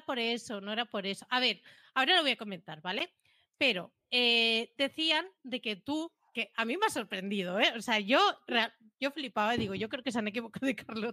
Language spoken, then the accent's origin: Spanish; Catalonia, Spain; soy catalana